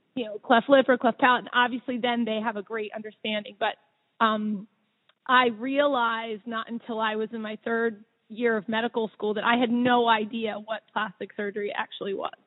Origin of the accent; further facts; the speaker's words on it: Havertown, Pennsylvania, United States; I grew up right around here. I grew up in Havertown